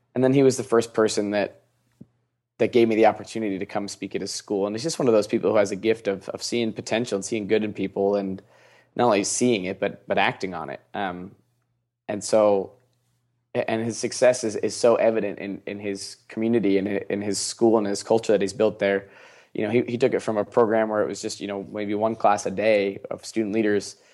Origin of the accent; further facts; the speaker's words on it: Seattle, Washington, United States; I'm from Seattle.